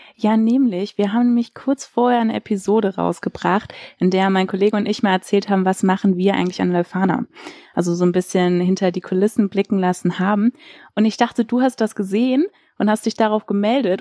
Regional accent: Sindelfingen, Baden-Württemberg, Germany; also born or lived in Filderstadt; now in Lüneburg, Germany; ich bin eigentlich in Filderstadt geboren, so, aber da waren wir nur kurz fürs Krankenhaus, aber wirklich aufgewachsen bin ich in Sindelfingen

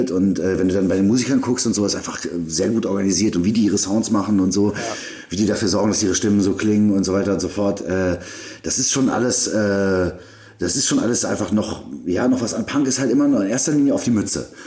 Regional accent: Berlin, Germany; moved away as an adult; now in Salzburg, Austria; Und so bin ich nach Salzburg gekommen. Äh, es war erstmal krass als Berliner. Äh, war es ein krasser Kulturschock

